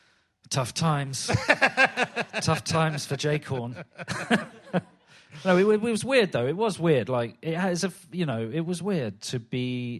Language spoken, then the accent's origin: English; London, United Kingdom; I was brought up in Stockwell, which is hardly Kensington, and in the 70s and 80s particularly.